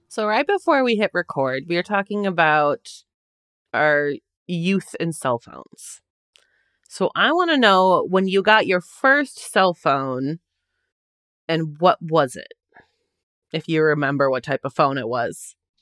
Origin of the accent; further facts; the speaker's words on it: Wisconsin, United States; I grew up in Wisconsin